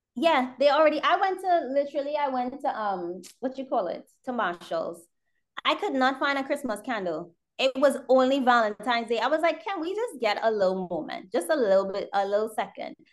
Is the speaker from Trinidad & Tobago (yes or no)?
yes; Trinidad & Tobago; now in United States; I grew up in Trinidad. I was born here. I grew up in Trinidad.